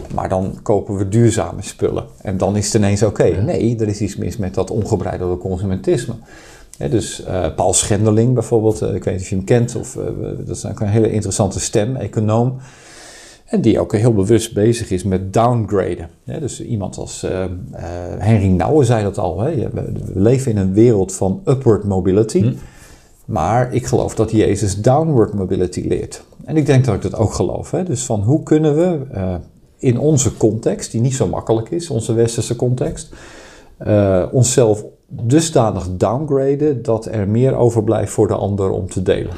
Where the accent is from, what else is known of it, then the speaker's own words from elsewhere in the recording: Netherlands; ik ben afkomstig uit Nederland